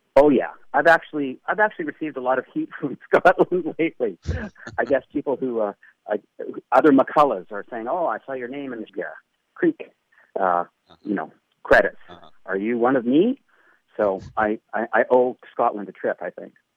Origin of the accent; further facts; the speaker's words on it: Canada; I'm a Canadian